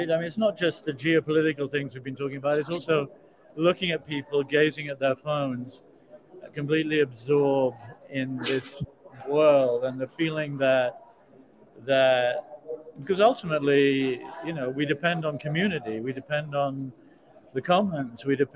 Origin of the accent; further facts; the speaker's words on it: South Africa; I come from South Africa. I mean, I spent my entire childhood and adolescence listening to my relatives saying the cataclysm was coming.